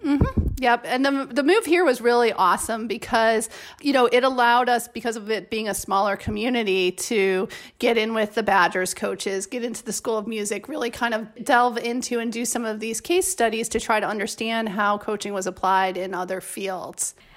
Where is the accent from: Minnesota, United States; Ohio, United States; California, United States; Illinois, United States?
Illinois, United States; Chicago; now in Madison, United States; I'm originally from Chicago, so moving back to Madison was kind of like coming home